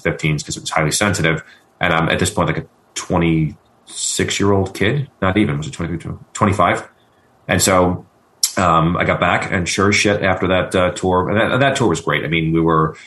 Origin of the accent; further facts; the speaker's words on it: New York, United States; moved away; also born or lived in Washington, D.C.; as a New Yorker